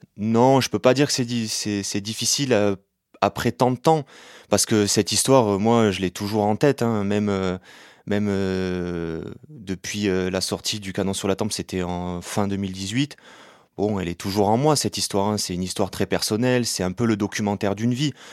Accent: Béziers, Occitania, France; j'ai grandi avec cette histoire, je suis né à Béziers en 1991

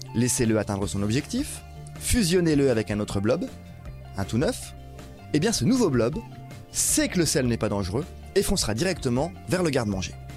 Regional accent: France; chez nous, en France

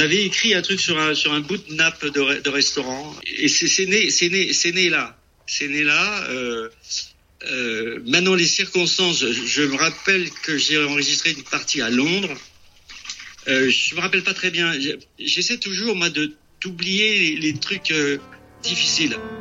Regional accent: France; moved away as an adult; now in California, United States; Je suis né en France, euh, je veux dire, je suis de culture française.

